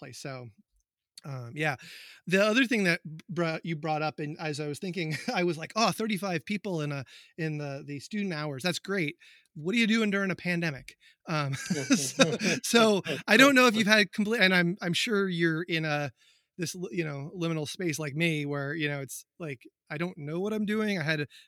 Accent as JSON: {"language": "English", "area": "UMass hometown", "region": "Massachusetts", "country": "United States", "tie": "born or raised there", "said": "But I also went to college in my hometown. So I grew up there"}